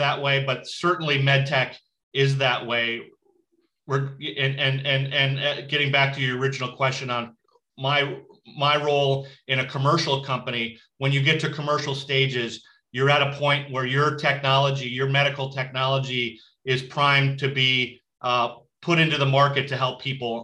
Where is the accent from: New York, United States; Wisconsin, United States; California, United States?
New York, United States; Buffalo; moved away as an adult; also born or lived in Massachusetts / Chicago / Santa Fe / San Diego; now in Santa Barbara, United States; I grew up in Buffalo, New York